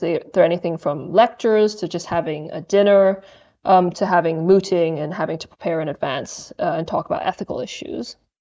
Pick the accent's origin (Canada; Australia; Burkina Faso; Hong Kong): Hong Kong; also born or lived in Durham, United Kingdom / Cambridge, United Kingdom; now in United Kingdom; I'm originally from Hong Kong. I came to the U K and studied a degree in English literature from Durham